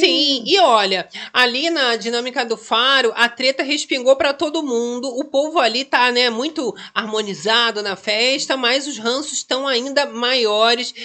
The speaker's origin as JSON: {"language": "Portuguese", "region": "Rio de Janeiro", "country": "Brazil", "said": "aqui a gente é carioca"}